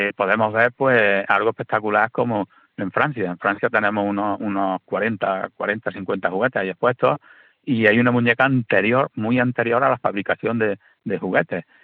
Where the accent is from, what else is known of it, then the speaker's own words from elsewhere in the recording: Rute, Andalusia, Spain; yo soy de Rute, mi señora es de Cueva de San Marcos, y, bueno, yo empecé con la historia de mi pueblo